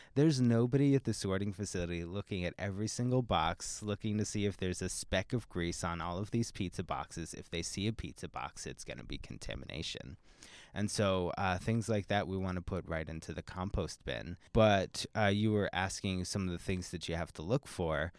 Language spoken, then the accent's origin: English; Pennsylvania, United States; now in Seattle, United States; I'm actually not from the area. I'm from Pennsylvania, and so when I moved to Seattle